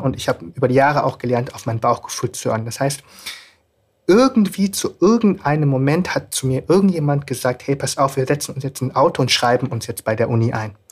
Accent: Germany; Ich bin in Deutschland aufgewachsen

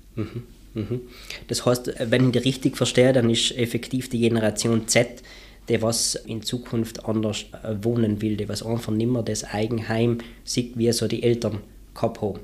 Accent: South Tyrol, Trentino-Alto Adige, Italy; Lebensqualität bei uns in Südtirol

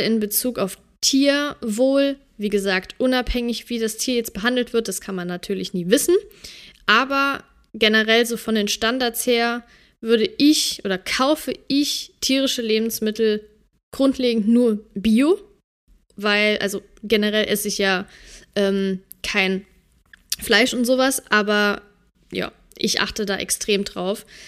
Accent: Germany; bei uns in Deutschland

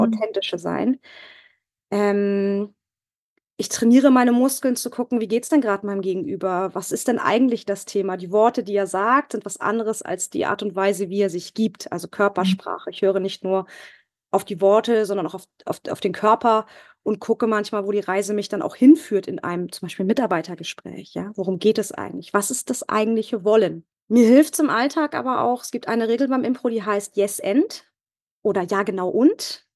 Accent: Northern Germany, Germany; moved away as an adult; now in Bavaria, Germany; Ich komme ursprünglich aus Norddeutschland

